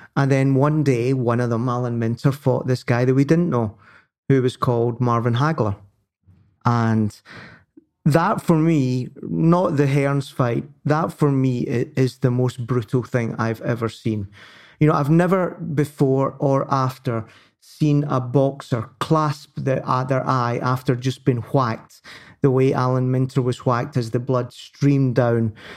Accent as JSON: {"language": "English", "region": "Scotland", "country": "United Kingdom", "said": "I'm I'm British before I'm Scottish"}